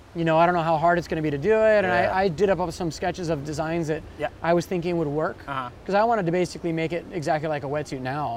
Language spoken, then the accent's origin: English; Kona, Hawaii, United States; I was born and raised in Kona on the Big Island.